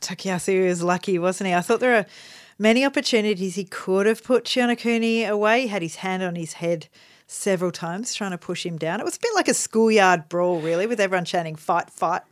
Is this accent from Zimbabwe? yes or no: no; Australia; we're Australian